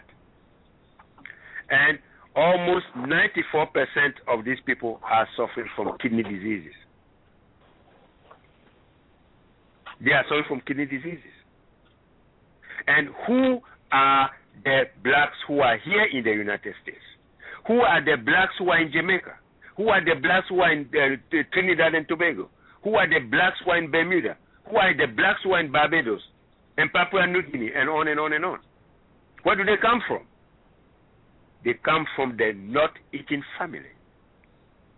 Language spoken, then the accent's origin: English; Ghana; moved away; I'm originally from Ghana, West Africa